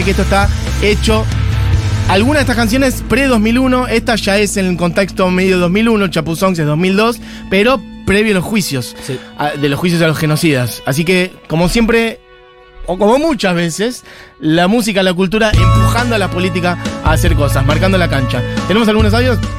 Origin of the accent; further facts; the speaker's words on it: Ayacucho, Buenos Aires Province, Argentina; Iban a mi pueblo, Ayacucho, un montón.